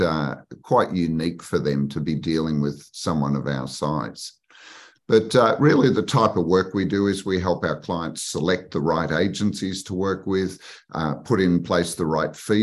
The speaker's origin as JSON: {"language": "English", "country": "Australia", "tie": "born or raised there", "said": "I was based in Sydney. I grew up in Australia."}